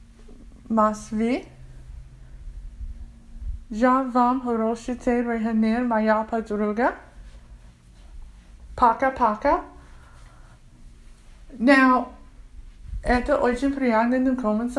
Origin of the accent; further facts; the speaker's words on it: United States; I'm African American, and I'm born in this country